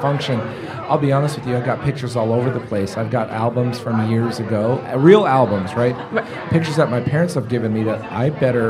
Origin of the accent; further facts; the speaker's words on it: San Francisco, California, United States; now in Omaha, United States; I'm from San Francisco originally.